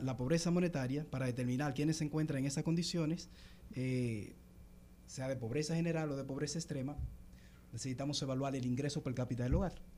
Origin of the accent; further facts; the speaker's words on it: Constanza, La Vega, Dominican Republic; now in Santo Domingo, Dominican Republic; yo soy de Constanza y donde resido, en Santo Domingo.